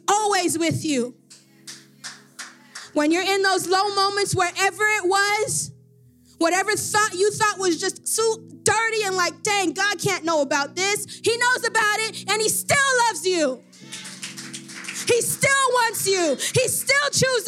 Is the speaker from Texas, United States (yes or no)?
no; Miami, Florida, United States; I'm from Miami